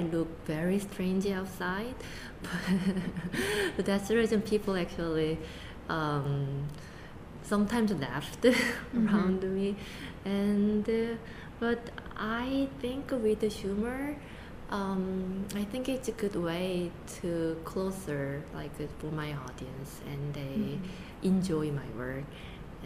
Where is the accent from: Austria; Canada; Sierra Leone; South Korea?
South Korea; English is a second language; moved away as an adult; now in United States; I came here when I was 20, only 20. So my identity is pretty much Asian.